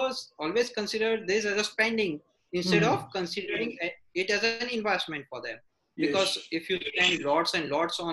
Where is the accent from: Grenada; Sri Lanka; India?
India; an Indian company owner